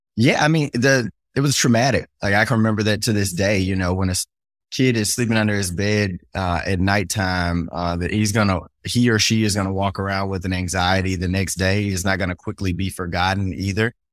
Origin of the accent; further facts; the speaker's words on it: Shreveport, Louisiana, United States; I grew up in Cedar Grove, an all black neighborhood